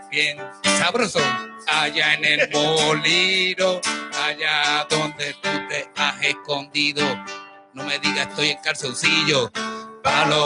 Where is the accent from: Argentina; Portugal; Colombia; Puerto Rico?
Puerto Rico; Guayama; De Guayama, Puerto Rico.